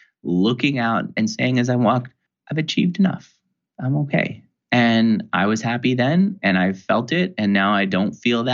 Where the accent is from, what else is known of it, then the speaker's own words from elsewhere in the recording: New York, United States; I grew up in New York.